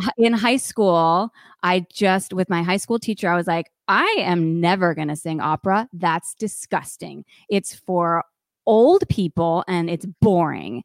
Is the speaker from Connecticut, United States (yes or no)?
yes; Connecticut, United States; moved away; also born or lived in Provo, Utah / New York City; I grew up in Connecticut